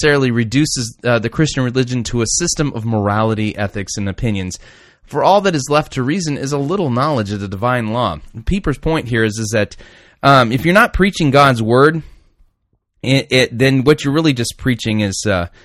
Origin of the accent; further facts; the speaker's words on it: United States; I'm just an American